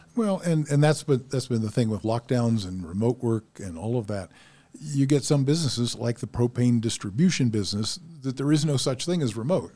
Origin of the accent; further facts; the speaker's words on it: Ohio, United States; moved away; my town where I was born in Ohio